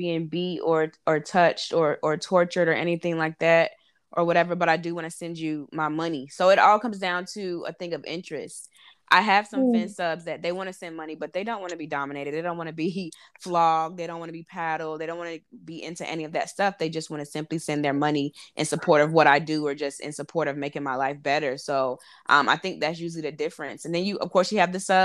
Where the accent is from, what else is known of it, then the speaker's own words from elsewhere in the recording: North Carolina, United States; moved away as an adult; also born or lived in Harlem, New York / Brooklyn, New York; now in New York City, United States; I'm from North Carolina, born and raised, lived there 23 years, but I started my career in New York.